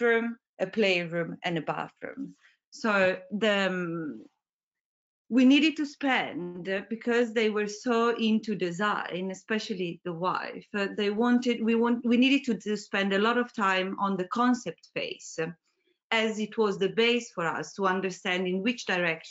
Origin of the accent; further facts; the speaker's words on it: Italy; moved away as an adult; also born or lived in Milan; now in London, United Kingdom; I come from Italy and I graduated in Milan